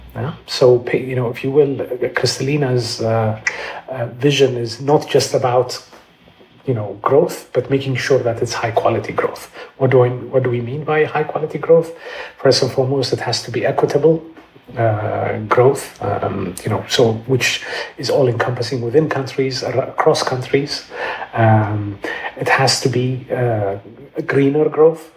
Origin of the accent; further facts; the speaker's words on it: Addis Ababa, Ethiopia; moved away as an adult; also born or lived in London; I'm Ethiopian. Um, I grew up in Addis